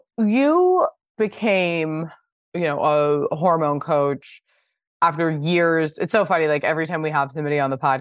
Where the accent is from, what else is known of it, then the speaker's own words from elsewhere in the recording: Pasadena, California, United States; I grew up in Pasadena